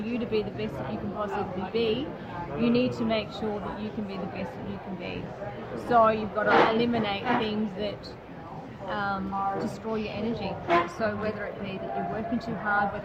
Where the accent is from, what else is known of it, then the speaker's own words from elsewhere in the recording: Melbourne, Victoria, Australia; from Melbourne, Australia.